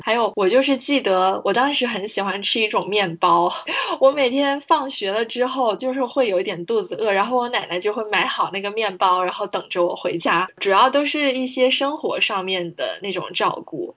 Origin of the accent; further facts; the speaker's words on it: Guangzhou, Guangdong, China; 我是从小就是在广州出生长大